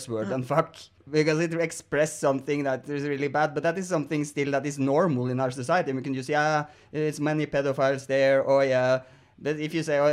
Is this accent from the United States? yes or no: no; Norway; I'm also from Norway